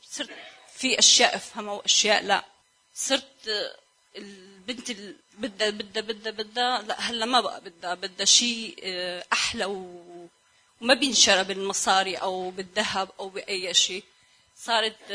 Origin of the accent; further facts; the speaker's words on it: Syria; انا بنت سوريه وكان عندي كثير مشاكل